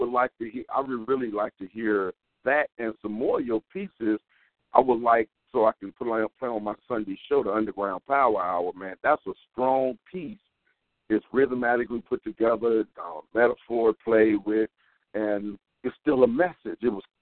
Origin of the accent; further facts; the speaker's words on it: Chicago, Illinois, United States; moved away; I'm born and raised, I'm from Chicago, so you know, it's sad to see the state that Chicago's in now, but I still admit it, I'm from there